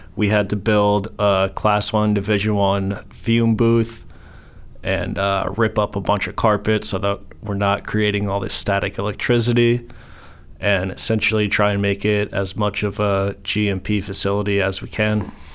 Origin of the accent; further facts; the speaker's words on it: New York, United States; moved away as an adult; also born or lived in Colorado / Maryland; I grew up in New York, uh, moved to Colorado in about 2014